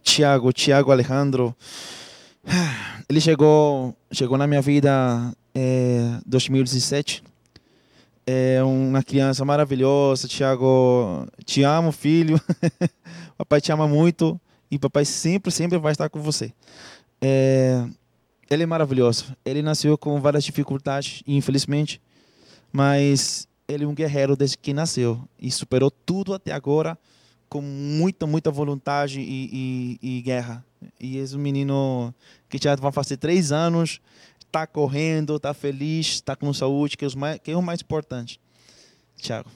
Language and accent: Portuguese; Venezuela; Portuguese is a second language; moved away as an adult; now in Manaus, Brazil; como venezuelano